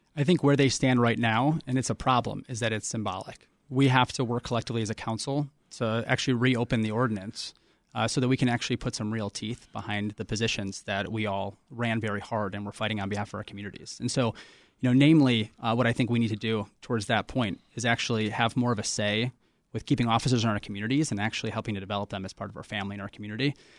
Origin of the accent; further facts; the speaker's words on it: Chicago, Illinois, United States; I'm born and raised in Chicago, like so many generations of my family before me